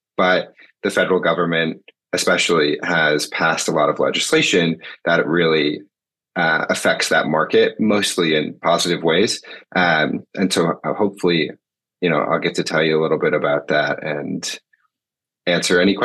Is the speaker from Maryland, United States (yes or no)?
no; Michigan, United States; moved away as an adult; also born or lived in Massachusetts; now in Washington, D.C., United States; I grew up in Michigan, went to Williams College out in Massachusetts, and then moved to DC after school. And I've been here ever since.